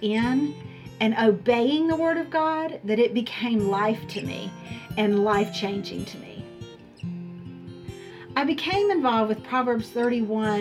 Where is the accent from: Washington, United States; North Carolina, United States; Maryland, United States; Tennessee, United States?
North Carolina, United States; Charlotte; My husband and I both were born and raised in the Charlotte area